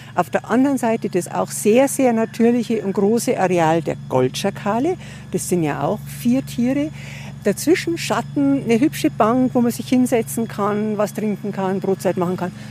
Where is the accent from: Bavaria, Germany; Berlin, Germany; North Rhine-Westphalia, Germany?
Bavaria, Germany; a small village 30-40 km from Munich; now in Munich, Germany; Ich bin tatsächlich nicht in München geboren, sondern in einem kleinen Dorf, so 30, 40 Kilometer weg.